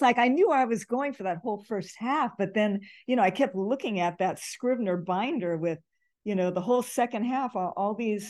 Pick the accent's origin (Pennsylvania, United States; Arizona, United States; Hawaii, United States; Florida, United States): Hawaii, United States; You know, it's interesting because I grew up in Hawaii, so Chinese in Hawaii is different from Chinese growing up in the LA area.